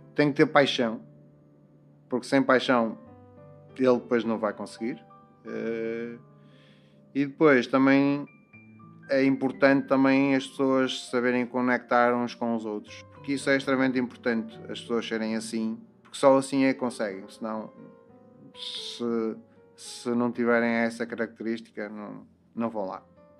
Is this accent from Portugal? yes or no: yes; Matosinhos, Norte, Portugal; Eu sou, do, sou de Matosinhos, uh, nasci em Matosinhos, uh, trabalho no Porto